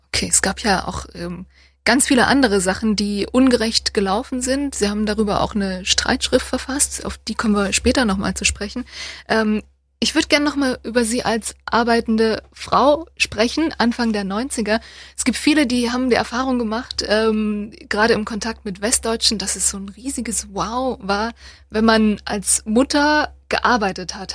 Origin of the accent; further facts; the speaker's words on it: Torgau, Saxony, Germany; ich komme selber auch aus der Gegend, aus Ostdeutschland, aus Torgau